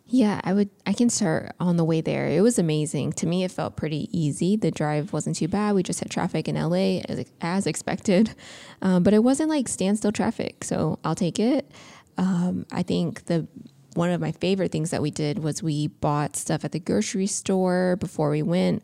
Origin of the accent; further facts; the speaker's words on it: Indiana, United States; now in California, United States; we're from the Midwest, um, in Indiana